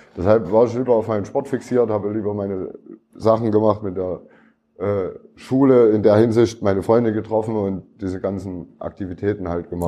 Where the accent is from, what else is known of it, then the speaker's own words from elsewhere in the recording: Leipzig, Saxony, Germany; Ich bin Plagwitz, Leipzig-Plagwitz. Bin ich äh, groß geworden